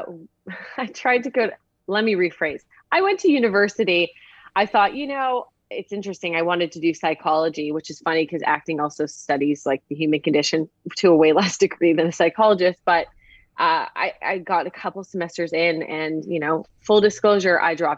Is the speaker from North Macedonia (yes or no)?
no; Vancouver, British Columbia, Canada; moved away as an adult; now in Los Angeles, United States; I'm from Vancouver or a small town outside of Vancouver